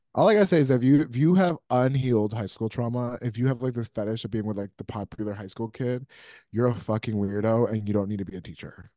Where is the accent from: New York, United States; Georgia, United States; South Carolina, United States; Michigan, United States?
New York, United States; I grew up in New York